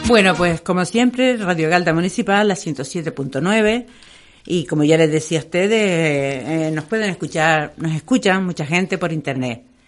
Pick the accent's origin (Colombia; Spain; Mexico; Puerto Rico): Spain; Santa María de Guía, Canary Islands; mi pueblo y mi... es Santa María de Guía